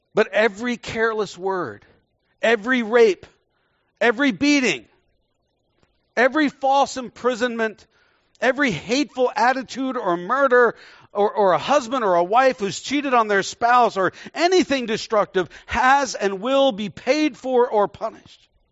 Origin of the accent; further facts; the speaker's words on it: Texas, United States; moved away; also born or lived in Indonesia; I was born in Texas, so I'm a Texan